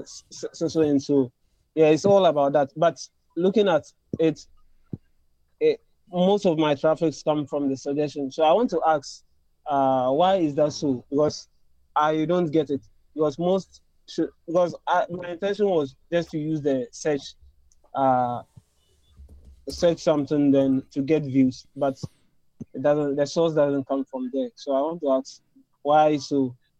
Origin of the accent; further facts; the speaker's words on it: Ghana; I'm from Ghana